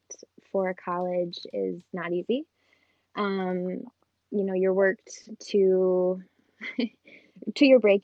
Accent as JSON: {"language": "English", "town": "Kalamazoo", "region": "Michigan", "country": "United States", "said": "I'm from Kalamazoo, Michigan"}